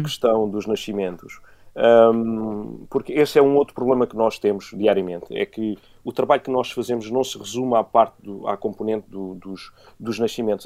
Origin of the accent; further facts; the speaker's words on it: Beja, Alentejo, Portugal; eu sou de Beja, venho do, do meio rodeado de, de animais. Eh, eh, em casa sempre tive, desde, desde pombos, cães